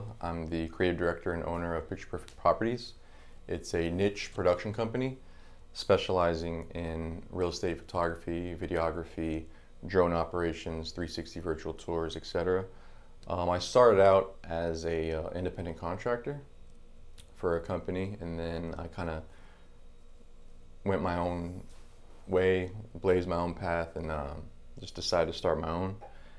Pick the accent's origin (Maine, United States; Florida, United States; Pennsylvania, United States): Florida, United States; Palm Beach Gardens; also born or lived in Brooklyn, United States; Brooklyn, but I moved here in 87. I was like 3 years old. So nice. Basically, Floridian, yeah.